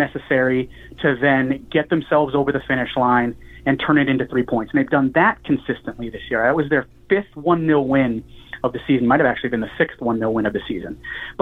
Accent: Massachusetts, United States; I grew up in Massachusetts as a soccer fan.

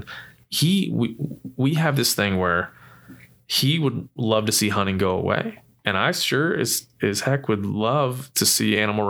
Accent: East Coast, United States; We're both from the East Coast, yeah, dude.

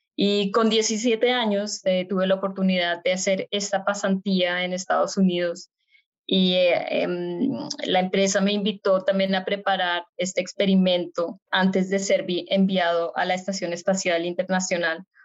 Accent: Bogotá, Colombia; moved away as an adult; now in Germany; yo nací en Bogotá, Colombia, y no solo nací en Colombia, sino que también crecí en Colombia. Mis primeros 18 años eh, los estuve en, en Bogotá

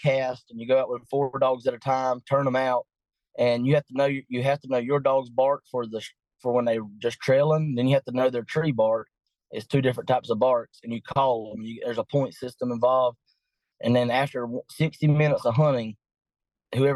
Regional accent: Patterson, Georgia, United States; I'm from Patterson, Georgia, a small town in southeast Georgia

